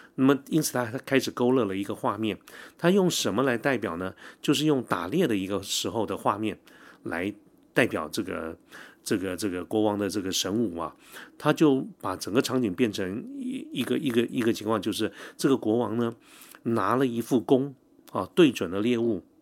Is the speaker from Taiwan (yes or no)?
yes; Taiwan; 我们台湾这边